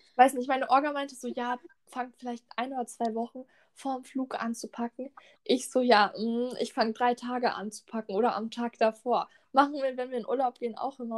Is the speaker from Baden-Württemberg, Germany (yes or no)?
yes; Lörrach, Baden-Württemberg, Germany; bei uns in Lörrach